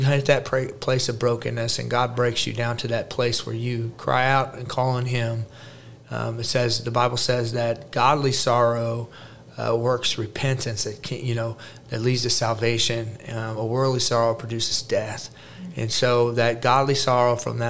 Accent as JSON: {"language": "English", "town": "Jefferson City", "region": "Missouri", "country": "United States", "tie": "born or raised there", "also_born_or_lived": "St. Louis, Missouri", "said": "I was born in St. Louis, Missouri, raised in Jeff City, Missouri."}